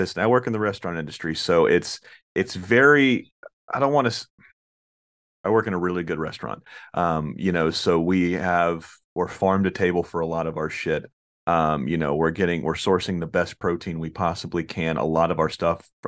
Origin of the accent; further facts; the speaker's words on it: Florida, United States; I'm from Florida, I'm from the South